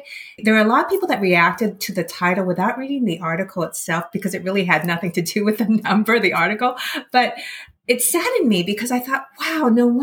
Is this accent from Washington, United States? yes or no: yes; Seattle, Washington, United States; I grew up in the Seattle area